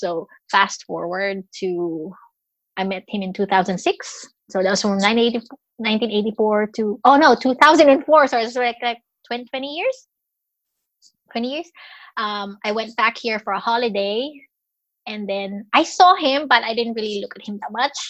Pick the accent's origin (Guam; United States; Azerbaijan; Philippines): Philippines; moved away as an adult; now in Australia; I am Filipino, living in Australia. I've been in Australia since 2007, but I was born and raised in Philippines.